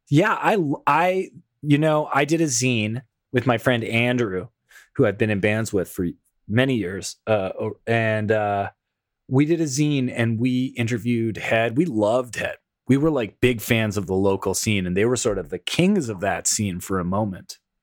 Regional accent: Toronto, Ontario, Canada; my hometown of Toronto, Ontario

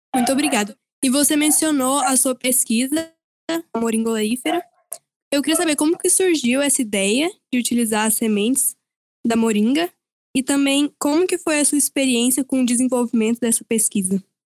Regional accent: Goiânia, Goiás, Brazil; Eu, como também goianiense, tenho muito orgulho

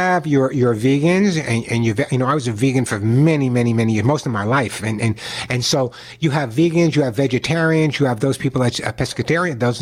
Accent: Long Island, New York, United States; I grew up on Long Island

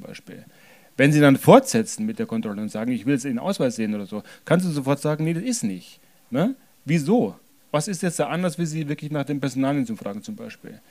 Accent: Germany; Ich bin jetzt hier geboren, aufgewachsen, hatte nie eine andere Staatsbürgerschaft

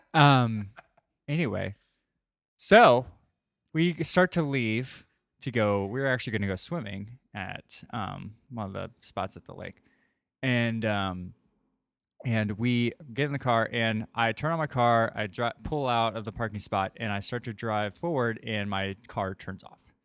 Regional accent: St. Louis, Missouri, United States; moved away; I'm from Saint Louis

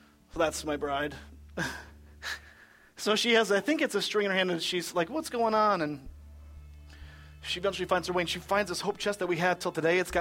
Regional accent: Michigan, United States; I'm from Michigan

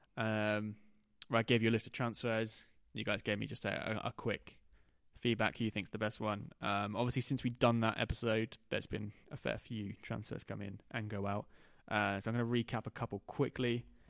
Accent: Norwich, East of England, United Kingdom; we're from Norwich.

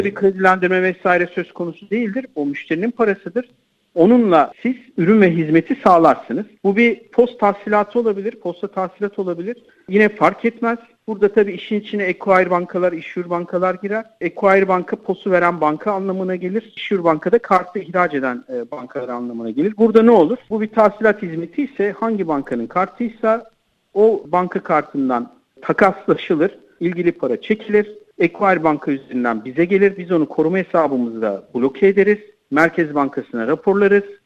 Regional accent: Turkey; Türkler olarak biz

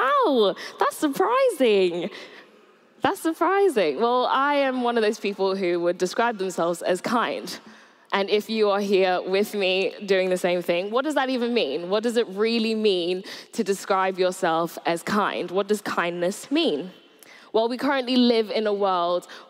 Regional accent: Surrey, South East England, United Kingdom; moved away as an adult; also born or lived in Nigeria / Bournemouth; I grew up in Surrey from about the age of 8. I moved here with my mum from Nigeria.

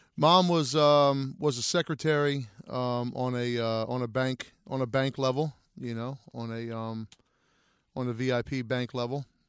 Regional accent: Wilmington, Delaware, United States; moved away; I grew up in, for the most part of my life in, in Wilmington, Delaware

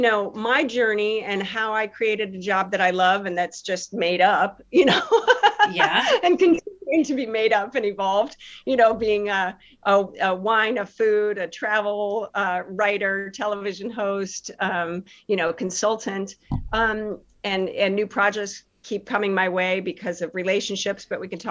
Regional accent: Chicago, Illinois, United States; I grew up in Chicago area

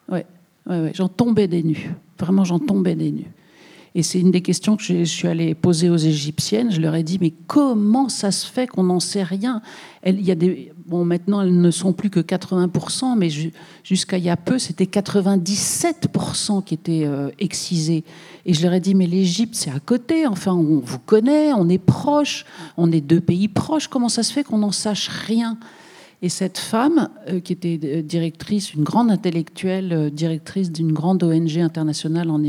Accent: Bouches-du-Rhône, Provence-Alpes-Côte d'Azur, France; je viens des Bouches-du-Rhône.

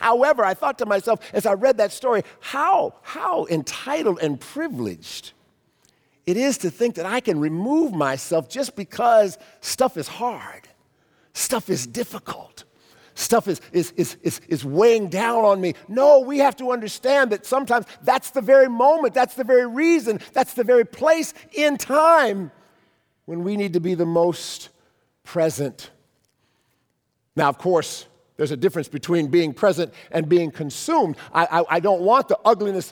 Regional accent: Cleveland, Ohio, United States; moved away; When I was a kid, in the back of our church bulletin in our church growing up in Cleveland

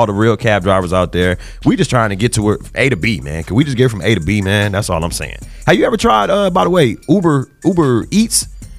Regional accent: Compton, California, United States; But I'm from Bompton. I'm from, yeah. The C's become B's, right.

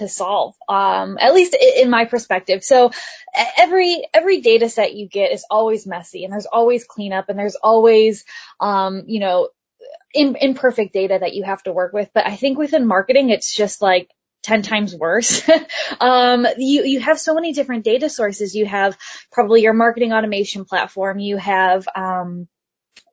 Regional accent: Midwest, United States; moved away as an adult; I'm from the Midwest

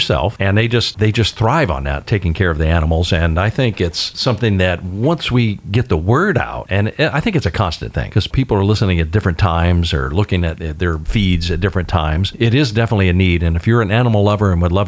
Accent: Florida, United States; I'm from Florida

